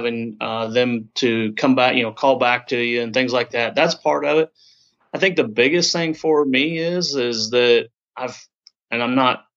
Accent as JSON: {"language": "English", "region": "Southern Illinois", "country": "United States", "tie": "born or raised there", "said": "I'm from Southern Illinois, actually straight east of St. Louis, about an hour and a half. Grew up here"}